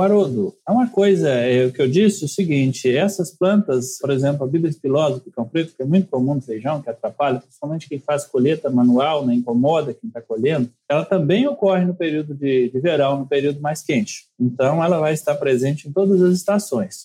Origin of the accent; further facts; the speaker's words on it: Viçosa, Minas Gerais, Brazil; moved away as an adult; also born or lived in Mossoró; eu sou nascido em Viçosa, Minas Gerais. É, filho de pequenos produtores